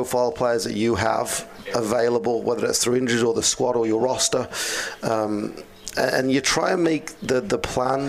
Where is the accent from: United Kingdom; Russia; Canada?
United Kingdom; Birmingham, West Midlands; now in United States; Birmingham, England